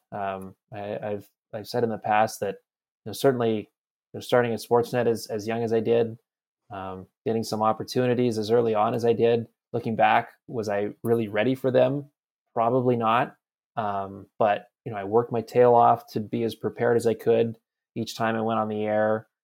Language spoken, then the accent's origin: English; Campbell River, British Columbia, Canada; I'm from Campbell River, B C